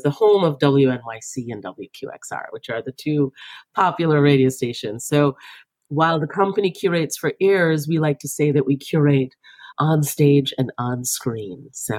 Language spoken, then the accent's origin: English; Jamaica; moved away as an adult; now in United States; I was born and raised in Jamaica, but I've lived in the United States since 2005.